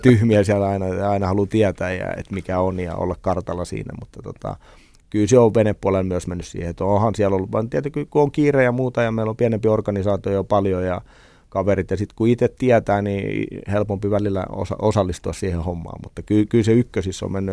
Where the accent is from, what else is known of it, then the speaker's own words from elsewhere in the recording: Lohja, Uusimaa, Finland; mä synnyin oikeasti venetehtaassa. Vanhemmat asuttiin venetehdasalueella, venetehtaassa Lohjalla